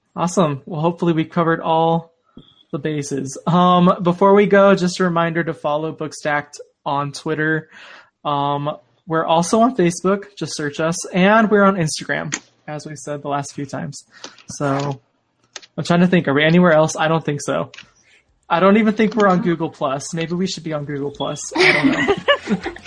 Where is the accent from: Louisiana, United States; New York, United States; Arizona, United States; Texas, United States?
Arizona, United States; moved away as an adult; now in Utah, United States; I'm from Arizona. I'm still new to this whole snow cold thing. I'm living in Utah now